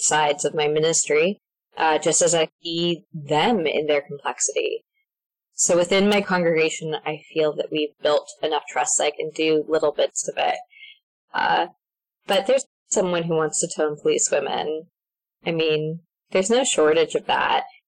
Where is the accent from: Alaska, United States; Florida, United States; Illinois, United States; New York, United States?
Alaska, United States; moved away as an adult; now in Mercer Island, United States; I'm from the Diocese of Alaska. I was born and raised there